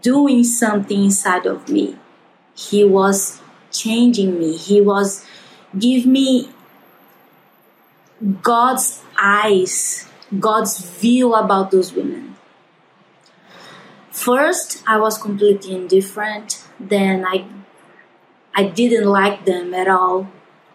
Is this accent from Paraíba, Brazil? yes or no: yes; João Pessoa, Paraíba, Brazil; we are from João Pessoa